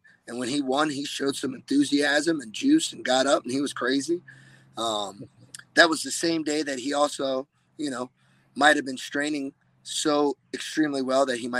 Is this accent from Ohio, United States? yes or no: yes; Olentangy, Ohio, United States; moved away; he's from my hometown.